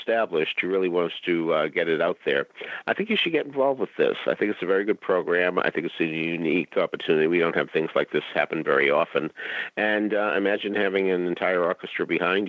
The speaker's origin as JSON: {"language": "English", "town": "Boston", "region": "Massachusetts", "country": "United States", "tie": "born or raised there", "said": "I grew up in Boston."}